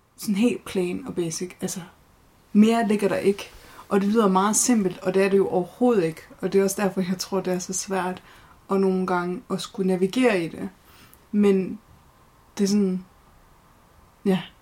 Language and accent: Danish; Horsens, Central Denmark Region, Denmark; født og opvokset i Horsens